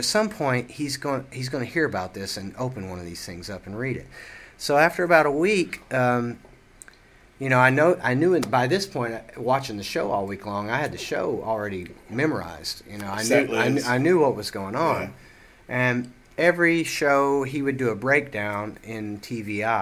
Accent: Seymour, Tennessee, United States; moved away; I actually grew up in Seymour, you know, but that's just next to, that's in between Sevierville and Knoxville

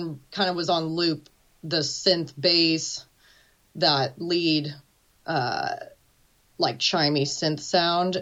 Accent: Seattle, Washington, United States; also born or lived in Venice, Italy; now in Bonney Lake, United States; I'm from Seattle, born and raised

